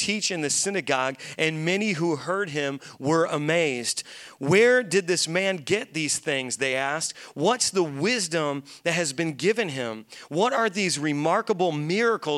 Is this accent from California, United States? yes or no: no; Hammond, Indiana, United States; My hometown is Hammond, Indiana, right down the street from Gary, Indiana